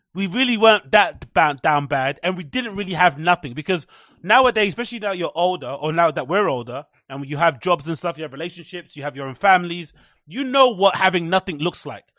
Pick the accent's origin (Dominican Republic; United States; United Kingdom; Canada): United Kingdom; England; As English people, as British people, we deserve Turkish teeth because we all have terrible teeth here